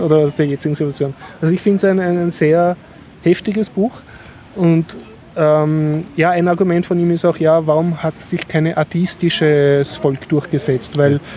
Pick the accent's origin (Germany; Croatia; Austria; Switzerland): Austria; als Westler, als Österreicher, als Europäer